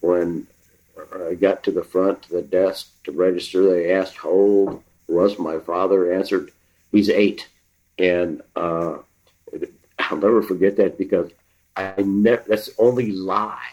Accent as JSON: {"language": "English", "town": "Ann Arbor", "region": "Michigan", "country": "United States", "tie": "born or raised there", "said": "growing up in Ann Arbor, we moved to Ann Arbor when I was 4, 1951."}